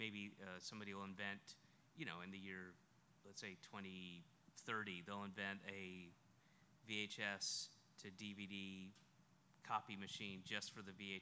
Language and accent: English; the South, United States; I'm from the South